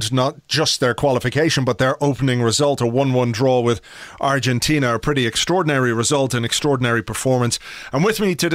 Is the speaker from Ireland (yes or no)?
yes; Ireland; I come from Ireland, which is not necessarily the biggest country in the world either.